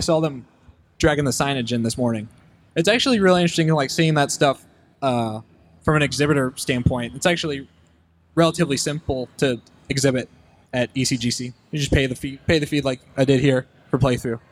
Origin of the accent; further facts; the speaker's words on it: Richmond, Virginia, United States; I'm from Richmond, Virginia